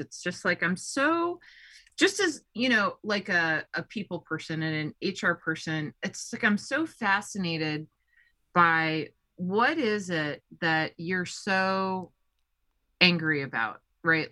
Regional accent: Colorado, United States; I'm from Colorado

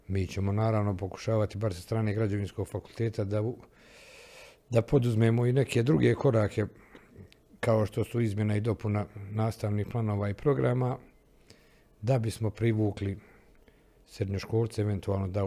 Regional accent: Bosnia & Herzegovina; ovdje kod nas u Bosni i Hercegovini.

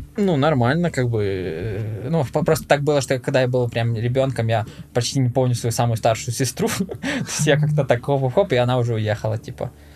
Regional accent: Rivne, Rivne Oblast, Ukraine; Ну, город, ну, ты не знаешь, наверное, ну, Ровно называется

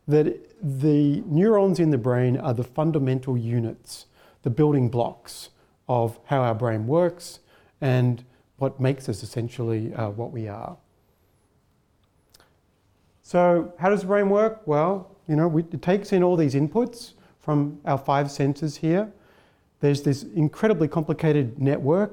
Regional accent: Melbourne, Victoria, Australia; moved away as an adult; also born or lived in Heidelberg, Germany; now in Canberra, Australia; I'm from Melbourne initially.

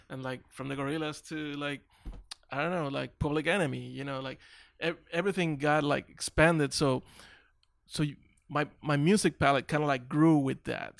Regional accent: Carolina, Puerto Rico; moved away as an adult; also born or lived in Long Beach; now in Dallas, United States; we grew up in Carolina

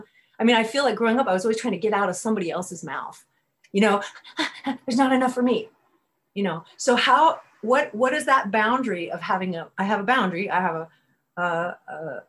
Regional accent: Berkeley, California, United States; I grew up in Berkeley and I grew up in a bookstore

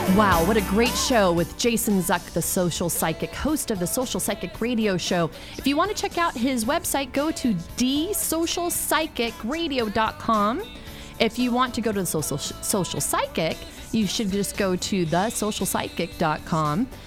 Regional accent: San Francisco, California, United States; also born or lived in Mexico; San Francisco where I grew up

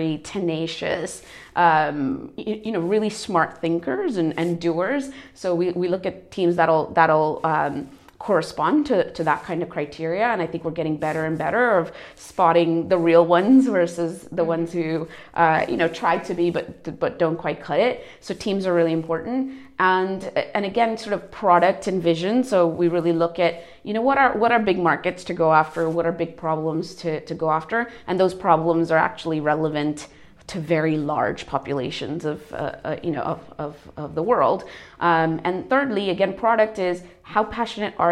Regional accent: United States; moved away as an adult; also born or lived in India / Europe; I was born in India, so I'm Asian, but I grew up in America, so North American by background. And then I've been in Europe for over 10 years

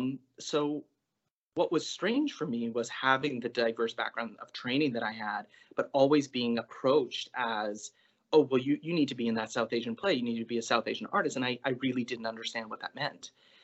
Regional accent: Toronto, Ontario, Canada; now in Toronto, Canada; So I would say I grew up in Toronto and I left for university. And so I was working and living abroad for about 8 years before coming back to Toronto to be a theater artist. So in 2007, I came back

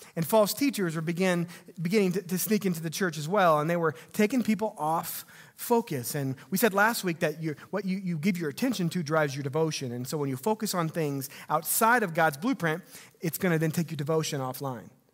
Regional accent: Missouri, United States; growing up in Missouri

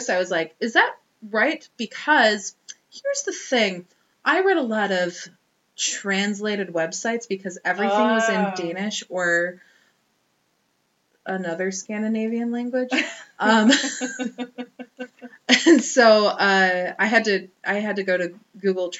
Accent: Wisconsin, United States; moved away; I'm from Wisconsin, so yeah, I say vase

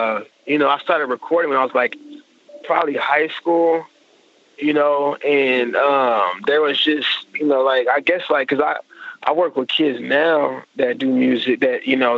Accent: Oklahoma City, Oklahoma, United States; But, I moved around a lot. I went to 9 of the Oklahoma City public schools.

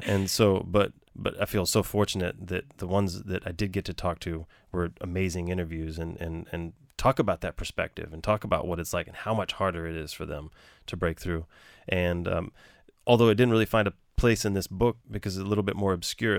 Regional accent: Galveston, Texas, United States; now in New York, United States; I grew up in Galveston, and you know, Galveston's its own town, its own city, its own island

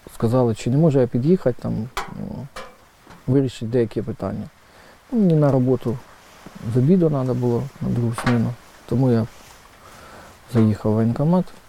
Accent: Kyiv, Ukraine; я сам киянин, тому на Майдані я був майже кожного дня

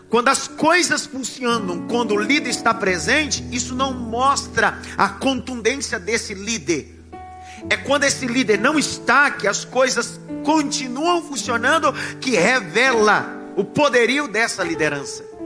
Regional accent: Northeast Region, Brazil; Eu sou nordestino. Do interior, do interior do lugar tão, tão distante

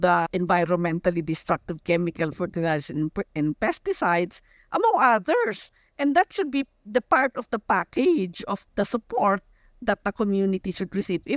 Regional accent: Besao, Cordillera Administrative Region, Philippines; I come from Busao, no, and we are Kankanaoy

